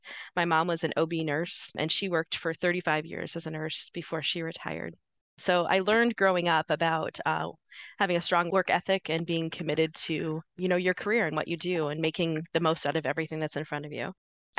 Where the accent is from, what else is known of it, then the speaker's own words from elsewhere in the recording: Northwest Iowa, United States; moved away; I am a small town Iowa girl. I was born and raised in Northwest Iowa. As a matter of fact, my family all still lives in Iowa.